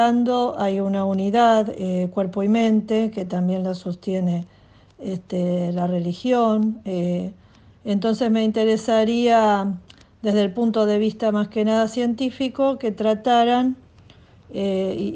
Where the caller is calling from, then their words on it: Buenos Aires, Argentina; de Buenos Aires.